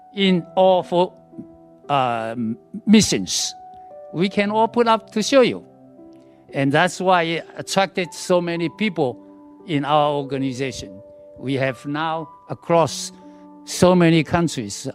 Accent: Taiwan; moved away; I came back to Taiwan I was born in Taiwan

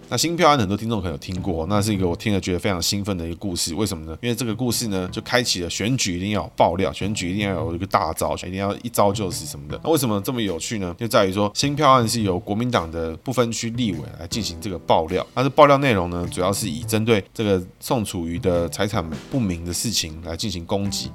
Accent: Taiwan; 我在台湾出生，爸爸妈妈也是台湾出生

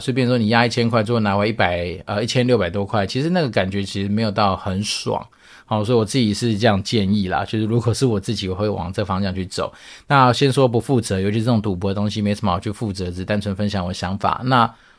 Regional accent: Taiwan; 那据说台湾运彩它收了我们台湾人的钱之后

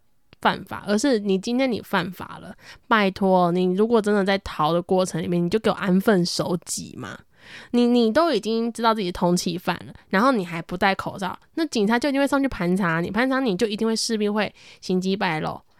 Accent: Taoyuan, Taiwan; 因为我自己是在桃园嘛，就是大家一开始最畏惧的桃园，嗯，其实很多人都不愿意。接近桃园，甚至我们桃园人跟桃园之间也是有一种

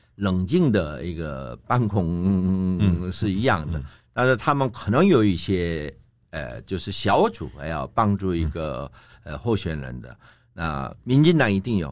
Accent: South Korea; 我们韩国

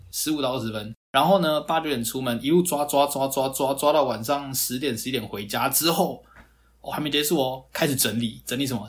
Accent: Taiwan; 以我们台湾人的生活习惯来说

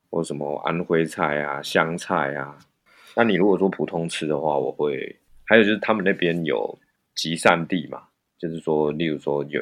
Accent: Taichung, Taiwan; moved away as an adult; also born or lived in Japan; now in Shanghai, China; 我台中人喜欢早上吃面啊，

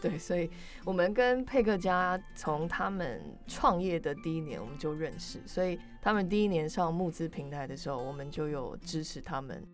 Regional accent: Canada; moved away as an adult; now in Taiwan; 我从小就在加拿大长大

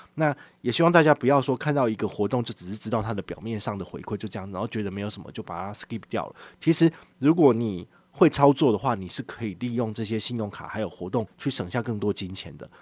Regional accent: Changhua County, Taiwan; now in Taipei, Taiwan; 我老家在彰化

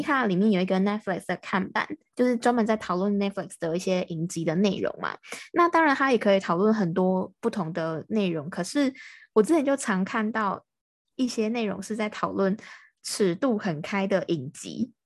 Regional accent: Taiwan; 我是台湾的

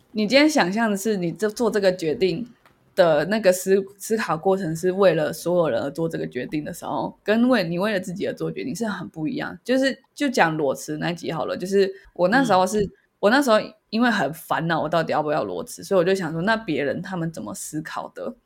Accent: Taiwan; 我们是台湾人

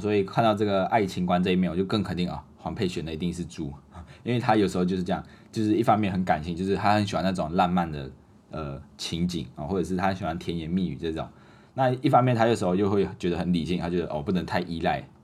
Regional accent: Malaysia; moved away as an adult; now in Taiwan; 所以在马来西亚的时候，我们的服装都穿得比较简单，一年四季都是一样的啊，不会有分冬天的服装跟夏天的服装。那我们还有一个特点就是我们马来西亚人很喜欢穿拖鞋，啊，不知道为什么，尤其是刚来到台湾念大一的这种新生，马来西亚的新生，啊，通常都是穿拖鞋。刚开始的时候，我也是很，还是很习惯穿拖鞋，啊，不管去到哪里就是穿拖鞋出去，去上课，然后也是穿拖鞋，啊，去环岛也是穿拖鞋

